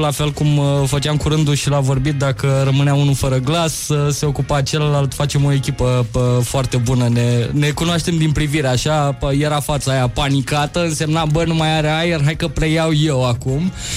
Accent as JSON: {"language": "Romanian", "region": "Moldavia", "country": "Romania", "said": "sunt din Moldova"}